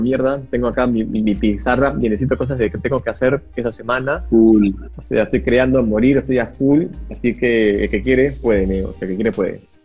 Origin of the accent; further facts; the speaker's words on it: Peru; Me metí a todas las bolsas de trabajo que existían en mi país